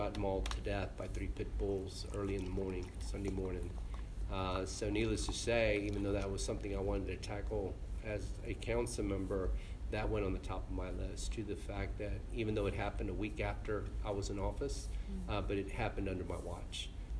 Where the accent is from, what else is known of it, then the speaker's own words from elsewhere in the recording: Houston, Texas, United States; I was born and raised in the East End.